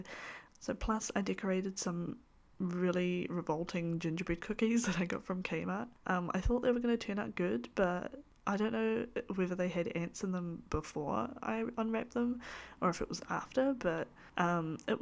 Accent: New Zealand; I am a Kiwi. This meaning that I live in the beautiful country that is New Zealand

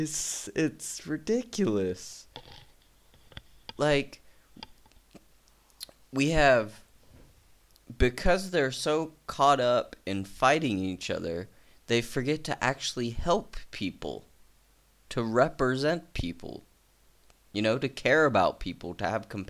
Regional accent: United States; I'm from the United States

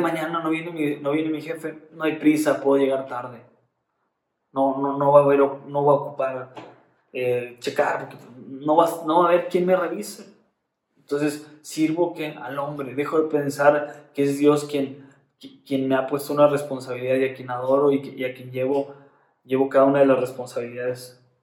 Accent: Monterrey, Nuevo León, Mexico; como cristianos regios

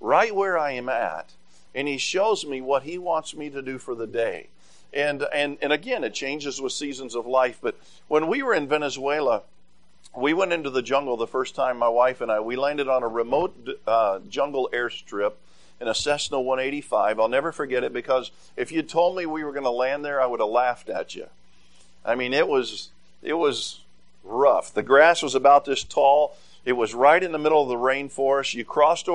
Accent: Tennessee, United States; moved away; I grew up in Tennessee

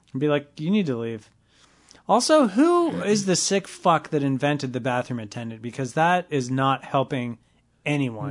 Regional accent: Los Angeles, California, United States; I grew up in the West Valley

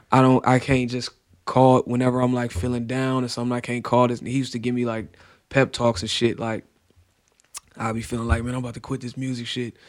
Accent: Cleveland, Ohio, United States; I'm from Cleveland.

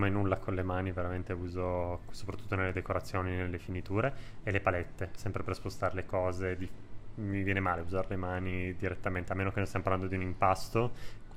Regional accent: Piedmont, Italy; Allora, da buon piemontese con tantissimi tuorli

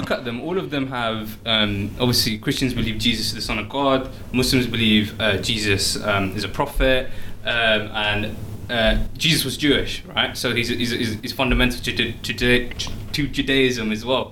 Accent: Oxford, South East England, United Kingdom; I'm from Oxford

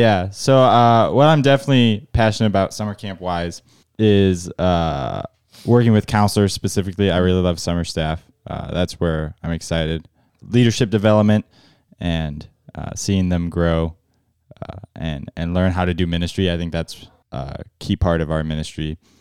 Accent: Indiana, United States; moved away; I'm from Indiana originally

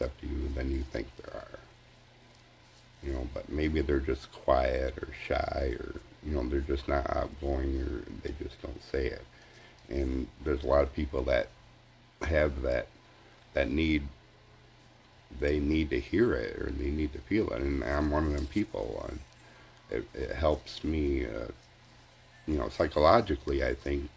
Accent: United States; being American

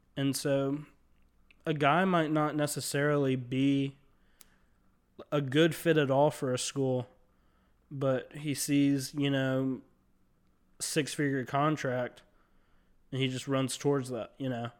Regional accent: Mobile, Alabama, United States; In Mobile, Alabama, which is where I'm from

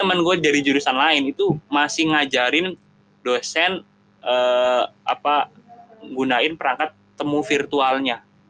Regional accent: Jakarta, Indonesia; Gua sebagai warga Jakarta

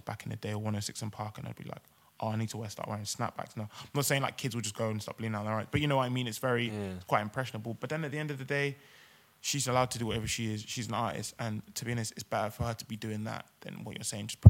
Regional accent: Swindon, South West England, United Kingdom; now in London, United Kingdom; when you're growing up in Swindon

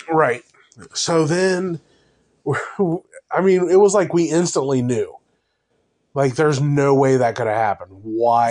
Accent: Cincinnati, Ohio, United States; I grew up in North College Hill in Cincinnati

